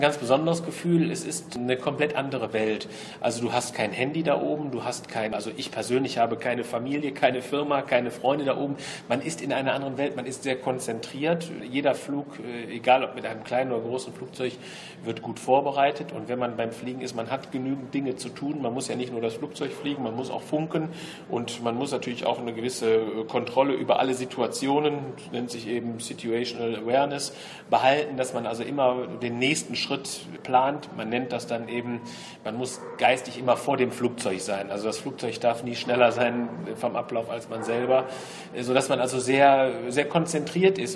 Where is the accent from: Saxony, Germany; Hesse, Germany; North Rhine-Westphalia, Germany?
North Rhine-Westphalia, Germany; Solingen; Also ich bin natürlich Solinger, muss ich natürlich ganz klar sagen. Ich äh, bin also gebürtig äh, aus Solingen-Wald und äh, lebe, solange ich eben lebe, in Solingen.